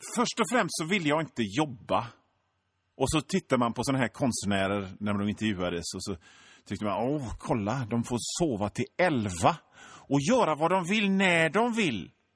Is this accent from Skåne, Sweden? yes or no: no; Hönö, Västra Götaland, Sweden; moved away as an adult; now in Gothenburg, Sweden; jag är född och uppväxt i Göteborgs norra skärgård på ön Hönö